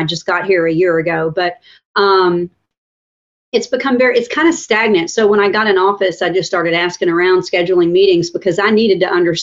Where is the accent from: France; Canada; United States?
United States; Pensacola, Florida; I grew up in Wedgwood. I went to Wedgwood Middle School, and my dad still lives in the home